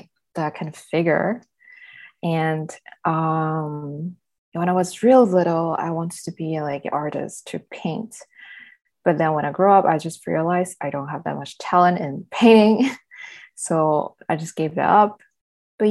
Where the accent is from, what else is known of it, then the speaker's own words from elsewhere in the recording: southern China, China; moved away; I'm actually born and raised in China, southern part of China